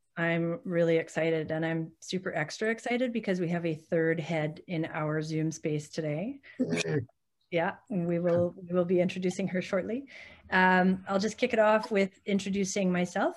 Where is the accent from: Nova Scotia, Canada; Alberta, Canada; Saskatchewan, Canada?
Alberta, Canada; Calgary; moved away; I grew up in Calgary and that was where I taught first